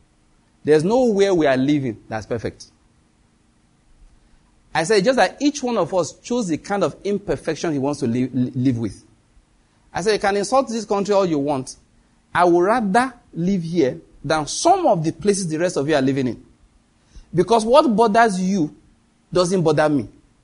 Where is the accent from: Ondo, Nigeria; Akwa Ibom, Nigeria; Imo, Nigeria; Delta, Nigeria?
Ondo, Nigeria; Owo; born there; also born or lived in Benin; In case you want to know, I was born in Owo, in Ondo State. I believe that's where my father and my mother were born too.